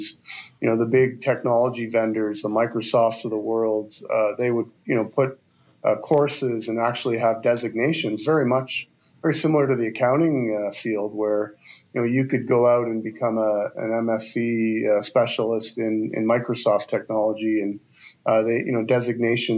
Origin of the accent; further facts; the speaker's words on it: the East, Eastern Canada, Canada; now in Calgary, Canada; I grew up in the East